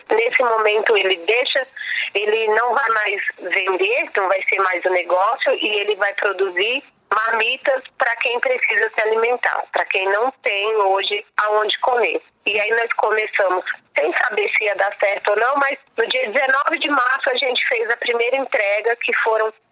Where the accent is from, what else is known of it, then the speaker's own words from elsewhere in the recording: São Paulo, Brazil; born there; Eu nasci aqui em Paraisópolis